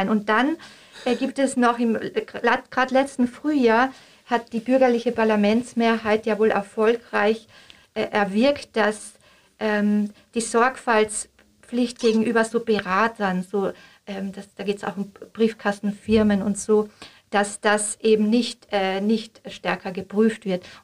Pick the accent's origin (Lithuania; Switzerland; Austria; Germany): Austria; Ja, als Österreicherin darf ich da auch nicht ganz...